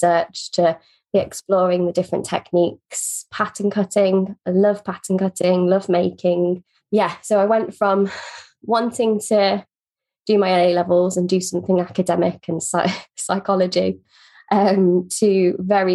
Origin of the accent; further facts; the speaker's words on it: Northamptonshire, East Midlands, United Kingdom; I grew up in a very small town in Northamptonshire